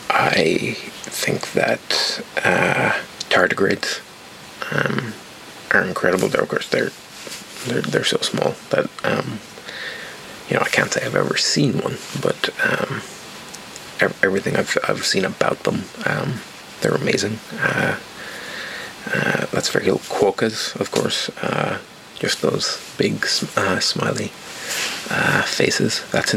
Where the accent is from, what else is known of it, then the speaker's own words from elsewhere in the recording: Ireland; Oh, I'm Irish, but I don't have a very strong accent, and I don't drink alcohol.